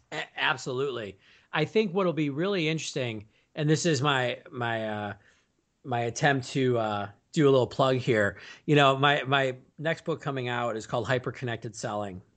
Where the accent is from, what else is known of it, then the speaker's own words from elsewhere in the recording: Milwaukee, Wisconsin, United States; moved away as an adult; now in Chicago, United States; I grew up in Milwaukee, Wisconsin